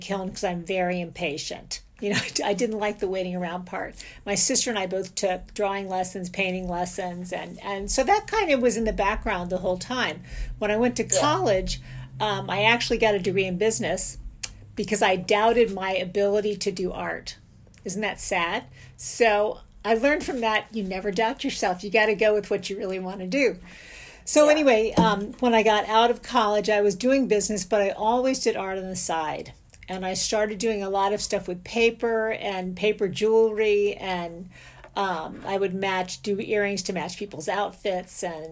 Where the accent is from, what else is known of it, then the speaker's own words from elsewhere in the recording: St. Petersburg, Florida, United States; I grew up in St. Petersburg, Florida